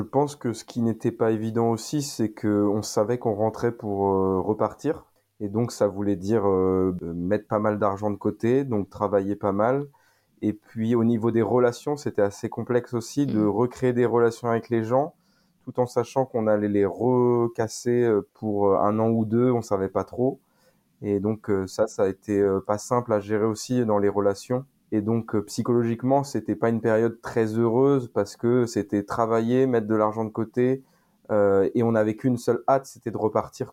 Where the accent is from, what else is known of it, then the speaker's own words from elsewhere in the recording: Saint-Malo, Brittany, France; je viens de Bretagne, plutôt euh, de Saint-Malo